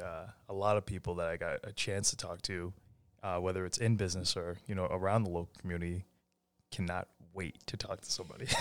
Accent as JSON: {"language": "English", "town": "Ayer", "region": "Massachusetts", "country": "United States", "moved": "yes"}